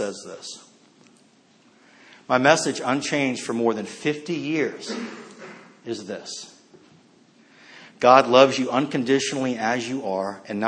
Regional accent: Northern Virginia, United States; I grew up mostly in Northern Virginia

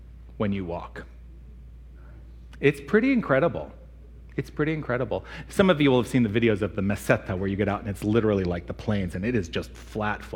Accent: United States; Primarily English. I'm from the United States.

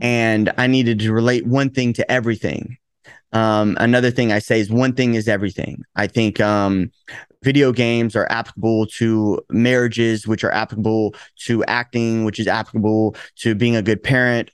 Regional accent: Chattanooga, Tennessee, United States; now in Los Angeles, United States; I'm originally from Tennessee

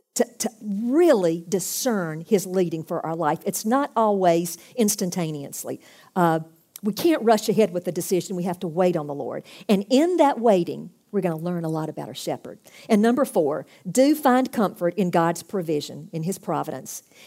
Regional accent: United States; I'm come from America.

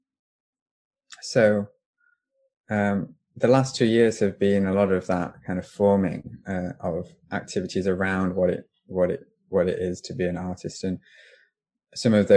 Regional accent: Doncaster, Yorkshire and the Humber, United Kingdom; moved away as an adult; I'm from Doncaster. I grew up there. I was born there. I moved out when I was 18.

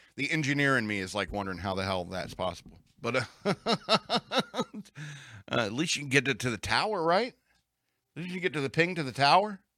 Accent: United States; I'm an American

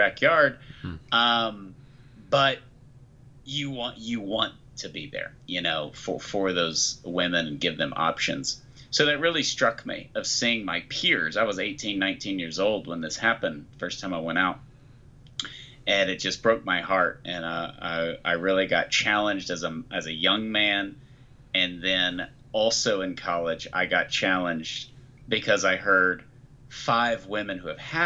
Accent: Tyler, Texas, United States; as a kid, I am from Tyler, Texas, which is 98% Southern Baptist

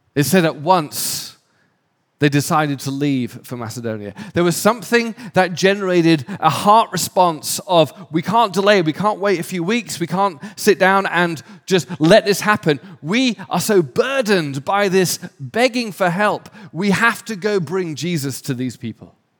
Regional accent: England, United Kingdom; moved away as an adult; also born or lived in London / Raleigh, North Carolina / Switzerland; now in Los Angeles, United States; I'm English, my wife's Australian

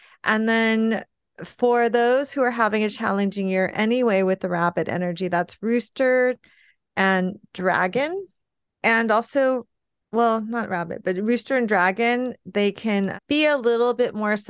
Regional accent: California, United States; well, I grew up in California, so I get it. And so now I live in a colder climate

